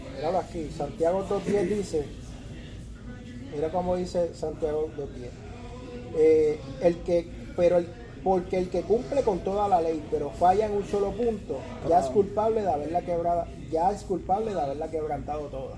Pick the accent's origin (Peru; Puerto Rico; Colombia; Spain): Puerto Rico; now in United States; yo somos puertorriqueños